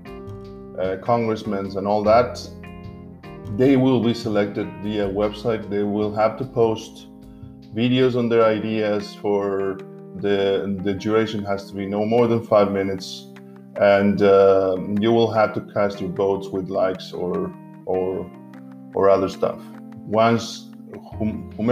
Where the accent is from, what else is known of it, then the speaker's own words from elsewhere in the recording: Argentina; now in Berlin, Germany; my home country, Argentina, even though I'm an Italian citizen as well. I believe my home country is Argentina